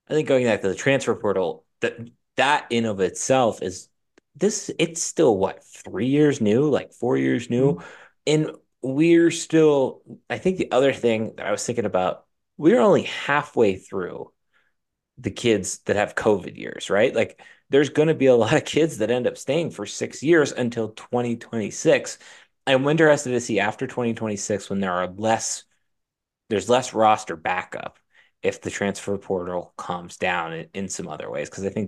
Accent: Altoona, Pennsylvania, United States; living in Altoona, growing up in Altoona, we did not have a, an NBA team.

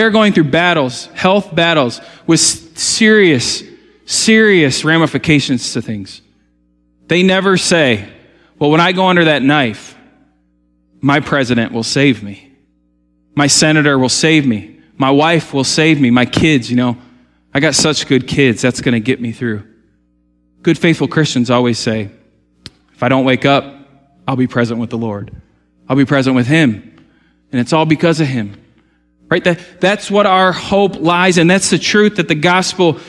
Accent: United States; I love being American. I don't want to live anywhere else

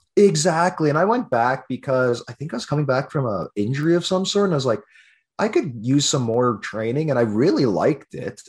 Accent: Lac La Biche, Alberta, Canada; I was born and raised in Lac La Biche

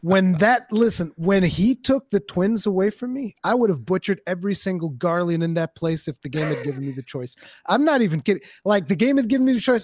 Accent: Portugal; English is a second language; I'm Portuguese, I'm not English.

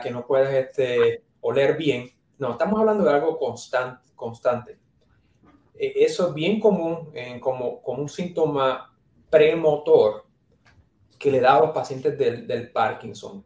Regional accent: San Juan, Puerto Rico; moved away as an adult; also born or lived in New York, United States / New Jersey, United States / Cleveland, Ohio, United States / Nebraska, United States; now in Tennessee, United States; soy, me crié y nací en San Juan, Puerto Rico, Trujillo Alto, San Juan

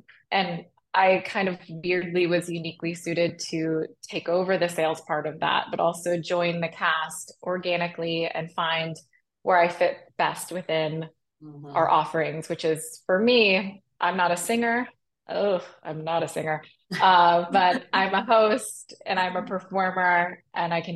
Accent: Arlington, Texas, United States; moved away as an adult; also born or lived in Chicago, United States; I grew up in Arlington

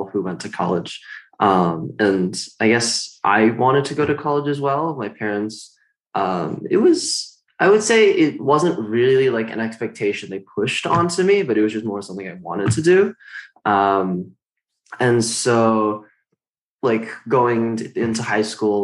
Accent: Washington, United States; I am from Washington

